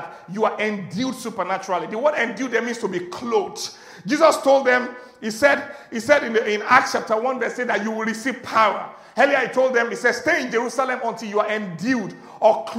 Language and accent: English; Agege, Lagos, Nigeria; I was born in Kwakwa, Ashafa, Agege